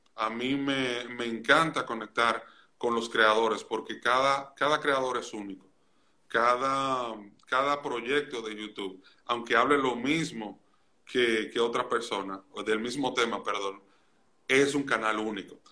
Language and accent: Spanish; Santiago de los Caballeros, Santiago, Dominican Republic; yo nací y me crié en Santiago de los Caballeros en República Dominicana